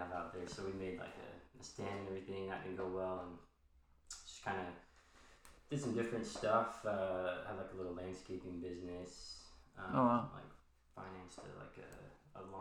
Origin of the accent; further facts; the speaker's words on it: Gilbert, Arizona, United States; I grew up here in Gilbert